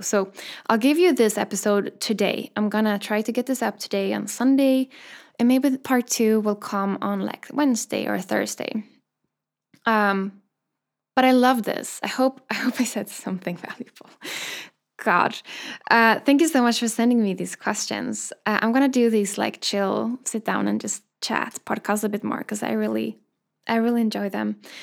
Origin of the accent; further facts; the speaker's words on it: Sweden; moved away; also born or lived in London; the first time I moved away from Sweden, I moved to London